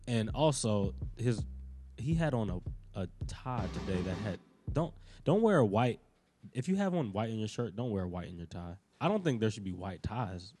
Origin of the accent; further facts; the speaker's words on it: Pittsburgh, Pennsylvania, United States; I was born in Pittsburgh